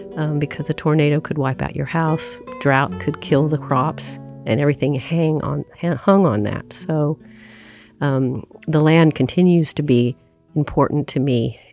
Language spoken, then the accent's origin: English; Oklahoma, United States; I grew up in Oklahoma in, um, a progressive family